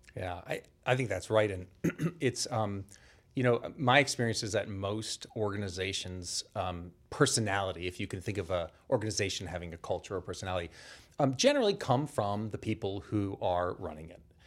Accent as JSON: {"language": "English", "town": "Boston", "region": "Massachusetts", "country": "United States", "said": "I'm from the Boston area originally"}